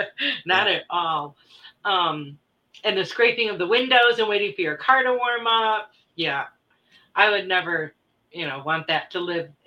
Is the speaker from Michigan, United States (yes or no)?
yes; Michigan, United States; moved away; Yeah, I grew up in Michigan.